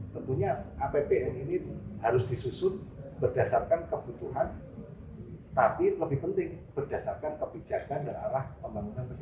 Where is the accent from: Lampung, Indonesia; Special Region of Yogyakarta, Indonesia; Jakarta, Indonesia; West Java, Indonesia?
Special Region of Yogyakarta, Indonesia; Gunungkidul; born there; lahir di Gunung Kidul